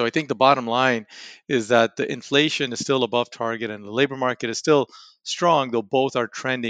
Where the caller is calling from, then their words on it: Raleigh, North Carolina, United States; From Raleigh, North Carolina.